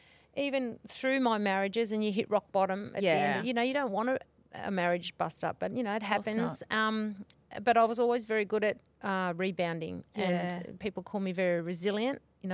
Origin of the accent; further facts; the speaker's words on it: Myrtleford, Victoria, Australia; In Myrtleford.